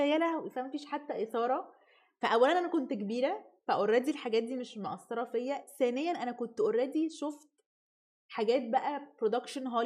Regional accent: Egypt; احنا كمصريين

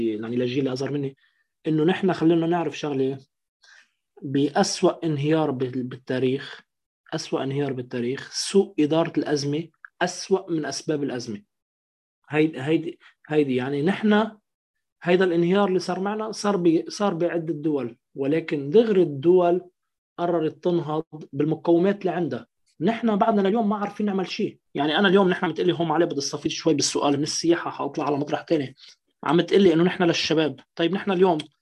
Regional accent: Lebanon; now in France; أنا كمواطن لبناني

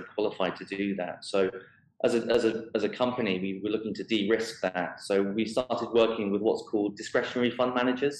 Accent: United Kingdom; now in Dubai, United Arab Emirates; I am British

